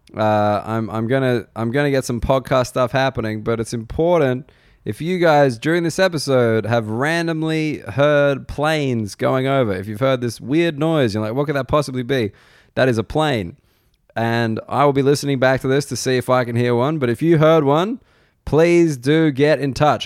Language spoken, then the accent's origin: English; Australia; moved away as an adult; also born or lived in United Kingdom; now in Sydney, Australia; as an Australian